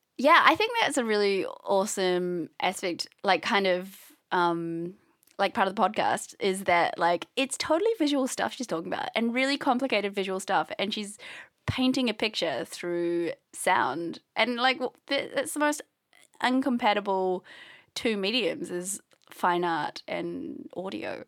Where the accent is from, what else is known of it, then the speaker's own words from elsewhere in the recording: New Zealand; I'm from New Zealand